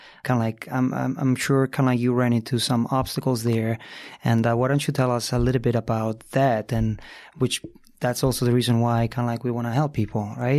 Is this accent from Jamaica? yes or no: no; Italy; but I can tell you where I'm from. I grew up in Italy